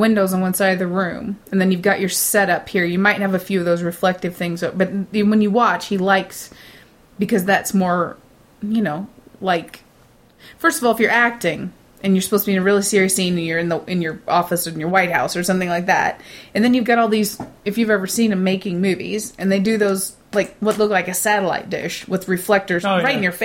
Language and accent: English; United States; I'm the American here